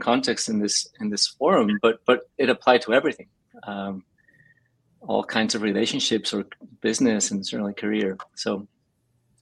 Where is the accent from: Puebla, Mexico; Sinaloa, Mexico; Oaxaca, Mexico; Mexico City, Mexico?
Mexico City, Mexico; now in Los Angeles, United States; I grew up in Mexico City